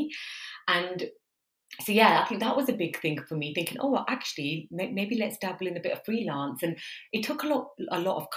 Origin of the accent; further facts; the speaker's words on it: Coventry, West Midlands, United Kingdom; accent: Midlands twang; also born or lived in London; I'm originally from the Midlands, London University, Coventry, but now I'm in Birmingham. The twang is still there